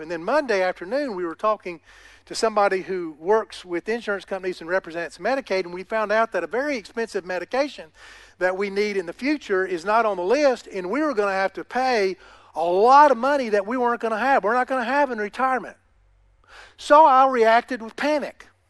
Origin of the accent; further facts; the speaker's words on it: United States; I'm an American